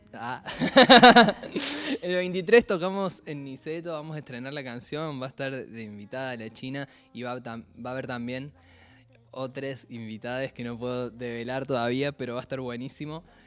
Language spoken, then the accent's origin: Spanish; Córdoba, Argentina; soy cordobés